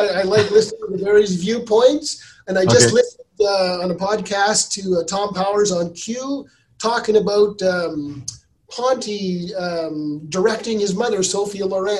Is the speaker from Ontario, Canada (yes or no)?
yes; Kirkland Lake, Ontario, Canada; now in Kemptville, Canada; my hometown, Kirkland Lake, but, you know, I live in Kempville and I work in Winchester.